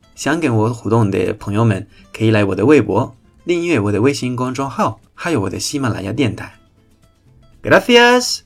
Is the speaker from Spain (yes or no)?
yes; Spain; 我们西班牙人